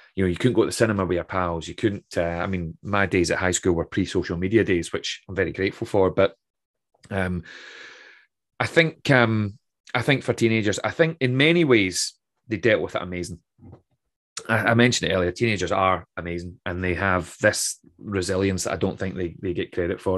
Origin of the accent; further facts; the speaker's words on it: Troon, Scotland, United Kingdom; also born or lived in Aberdeen; my hometown of Troon